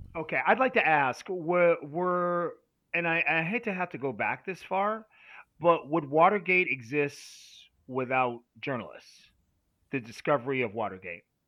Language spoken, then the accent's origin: English; United States; as an American